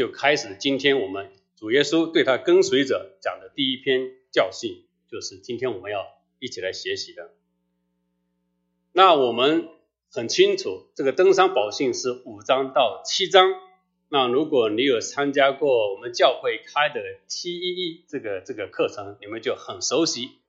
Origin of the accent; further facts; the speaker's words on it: China; 所以，我们中国人好像这个“虚心”字好像还比较好理解